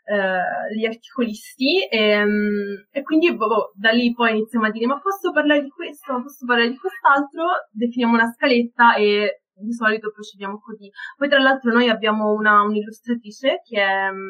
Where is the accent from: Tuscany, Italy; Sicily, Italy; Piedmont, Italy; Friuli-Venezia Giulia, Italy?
Tuscany, Italy; Florence; accent: Florentine